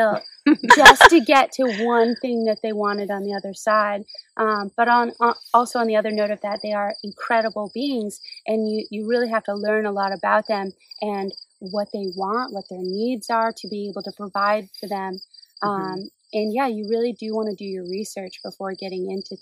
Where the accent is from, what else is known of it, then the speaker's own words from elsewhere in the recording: Maine, United States; I grew up in Maine